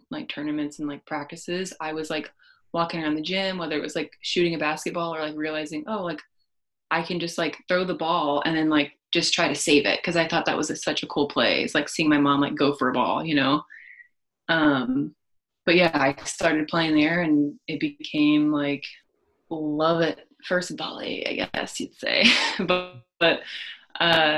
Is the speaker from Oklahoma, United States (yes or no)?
yes; McAlester, Oklahoma, United States; I grew up in McAllister, Oklahoma, super small town